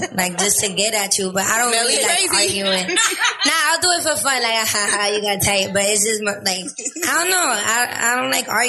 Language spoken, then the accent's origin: English; New York City, New York, United States; I'm from Harlem.